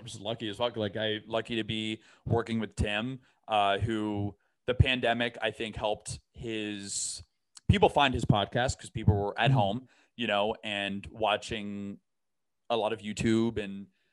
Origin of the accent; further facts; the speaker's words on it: Brandon, Florida, United States; I'm from it's not that bad of a town, but it's a town called Brandon, Florida.